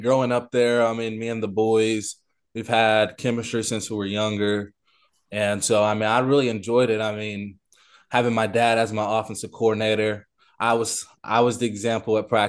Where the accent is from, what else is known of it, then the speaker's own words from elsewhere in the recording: Morrilton, Arkansas, United States; also born or lived in Conway; Always lived in Morrilton. Lived in Conway. So I stayed in Conway, but went to school in Morrilton.